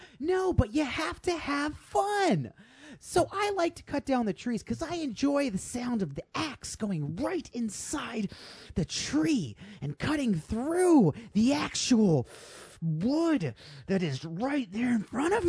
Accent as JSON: {"language": "English", "town": "Portland", "region": "Maine", "country": "United States", "tie": "born or raised there", "lives_now": "Portland, United States", "said": "I am from Portland, actually. I was born in Portland, Maine. And I'm tired of being from Portland. So I'm going to move to a different Portland. That Portland was Portland, Oregon."}